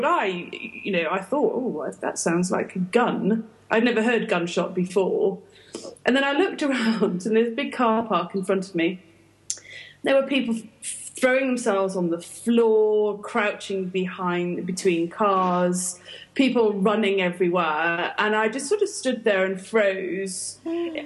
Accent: United Kingdom; moved away; I'm British.

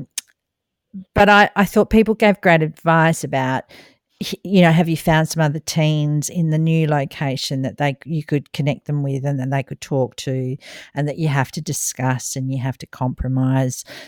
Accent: Australia; as an Australian

